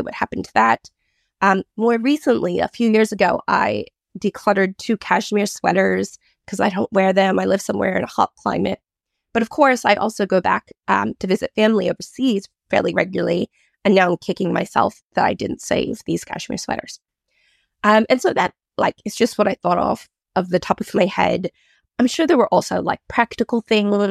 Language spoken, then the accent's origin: English; United States; moved away as an adult; now in Australia; I've been living in Australia for almost 20 years, but I grew up in America in the 90s.